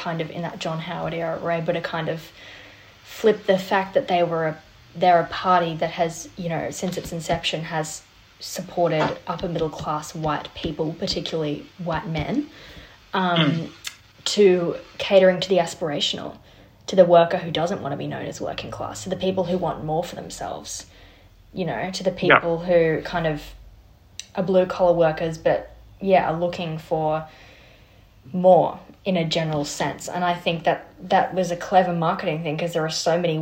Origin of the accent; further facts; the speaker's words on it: New South Wales, Australia; I'm from New South Wales